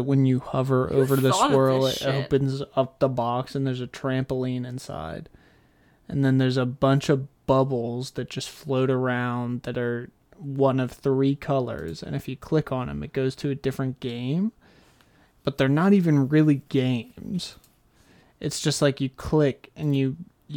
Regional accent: Bel Air, Maryland, United States; my hometown is in Bel Air, Maryland

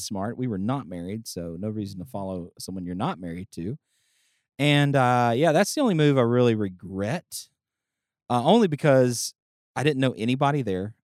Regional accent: Bethany, Louisiana, United States; also born or lived in Bossier City, Louisiana / Houston, Texas / Austin, Texas; I grew up in Bethany and then at thirteen we moved to Bossier.

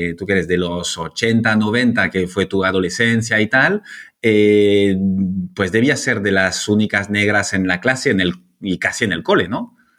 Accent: Bordeaux, Nouvelle-Aquitaine, France; now in Barcelona, Spain; aunque no soy de aquí, soy francés. Entonces, aunque es verdad que Barcelona está mucho más cerca de Burdeos, donde nací

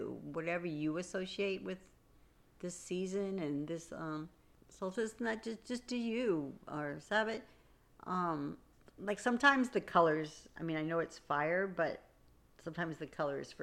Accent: East Coast, United States; moved away as an adult; now in Oregon, United States; I was raised on the East Coast

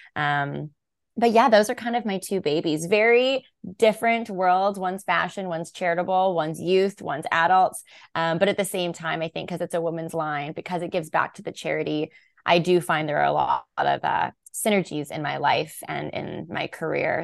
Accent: Vancouver, British Columbia, Canada; I am born and raised in Vancouver, B C

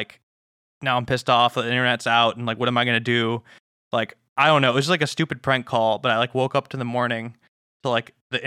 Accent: Illinois, United States; moved away as an adult; also born or lived in Montana; I'm from Illinois. I'm like, oh, there's no hills

